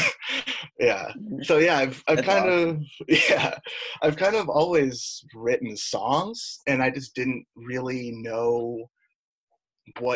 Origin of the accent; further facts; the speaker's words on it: Oswego, New York, United States; moved away as an adult; Oswego, New York, where I'm from